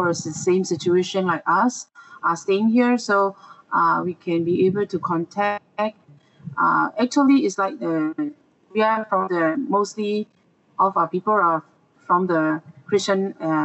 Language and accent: English; Myanmar; now in Malaysia; I came from Myanmar